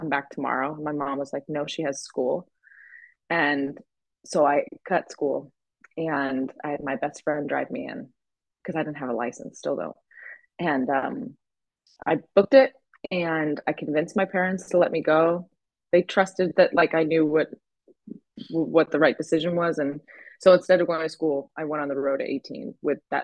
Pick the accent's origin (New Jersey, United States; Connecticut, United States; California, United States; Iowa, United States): Connecticut, United States; I grew up in Connecticut